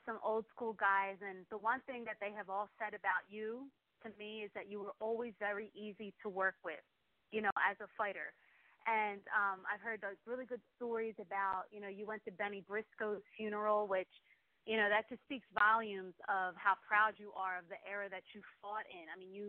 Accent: Philadelphia, Pennsylvania, United States; I'm from Philly

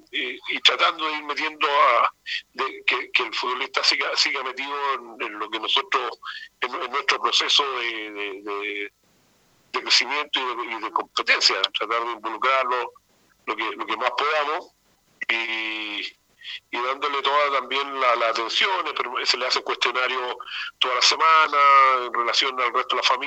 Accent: Chile; como, buen chileno

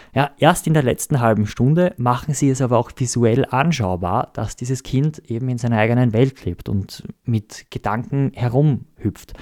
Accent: Austria; wir uns als Österreicher

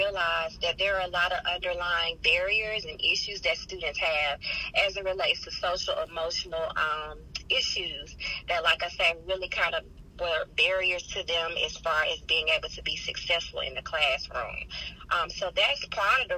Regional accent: College Park, Georgia, United States; moved away as an adult; now in Macon, United States; I'm actually a Macon transplant, as they say. I'm originally from College Park

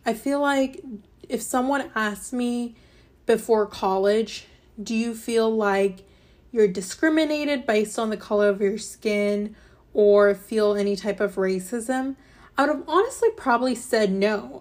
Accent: Fairborn, Ohio, United States; also born or lived in Alabama; I was born in Alabama, and then my parents moved to a small city in, um, Ohio called Fairborn

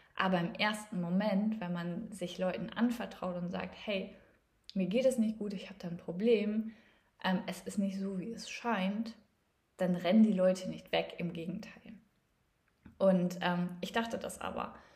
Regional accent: East Frisia, Lower Saxony, Germany; ich komme gebürtig aus Ostfriesland

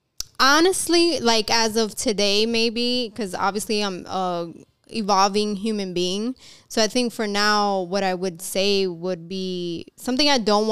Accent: New York, United States; we're from New York. So we have like more of a harder shell sometimes

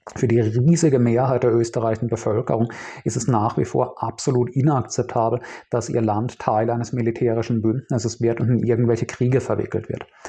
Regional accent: Speyer, Rhineland-Palatinate, Germany; Ich bin in Speyer aufgewachsen, einer 50.000 Einwohnerstadt in Rheinland-Pfalz

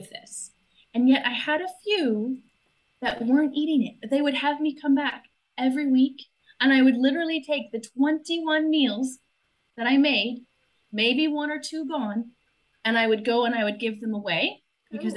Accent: United States; moved away as an adult

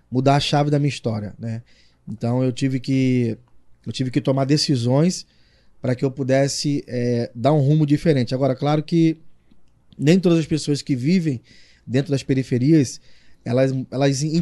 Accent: Rio de Janeiro, Brazil; accent: carioca; moved away as an adult; now in Arapiraca, Brazil; É foi onde eu cresci, né? É, eu cresci no conjunto do Ipaze, que é um, são os prédios.

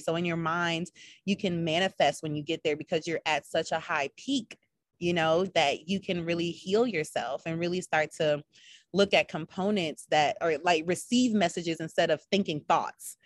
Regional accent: Minnesota, United States; now in Charlotte, United States; I am from Minnesota

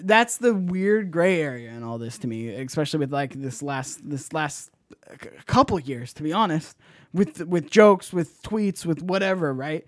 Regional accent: Bay Area, California, United States; born or raised there

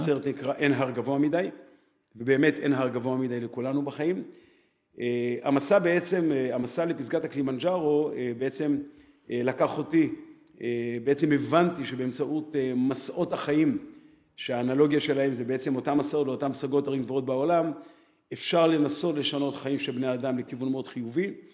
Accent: Jerusalem, Jerusalem District, Israel; אח שלי ואני גדלנו בירושלים

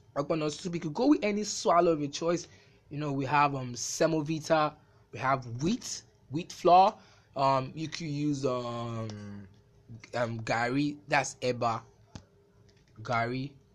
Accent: Nigeria; I'm an African, I'm a Nigerian

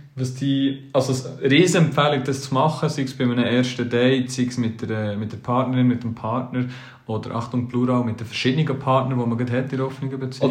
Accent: Switzerland; wir Schweizer

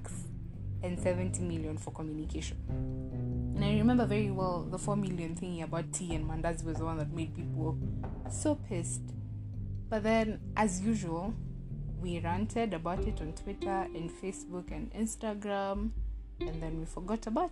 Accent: Kenya; as a Kenyan

